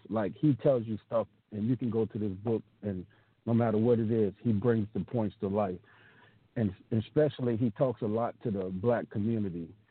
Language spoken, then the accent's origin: English; the South, United States; I grew up in the South